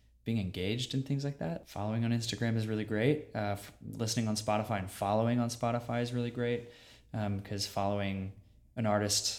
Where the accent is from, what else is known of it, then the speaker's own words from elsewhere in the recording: Virginia, United States; I grew up in Virginia